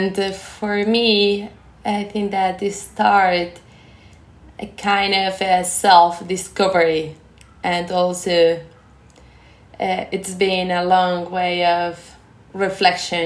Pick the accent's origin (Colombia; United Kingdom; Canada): Colombia; moved away as an adult; now in Japan; I'm from Colombia